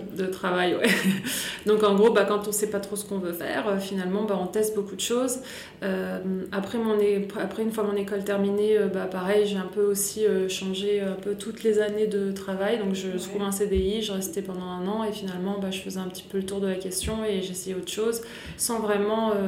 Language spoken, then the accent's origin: French; Grenoble, Auvergne-Rhône-Alpes, France; moved away as an adult; also born or lived in Manchester, England / Paris; je viens de Grenoble. Donc je suis née à Grenoble et j'y suis partie à l'âge de 19 ans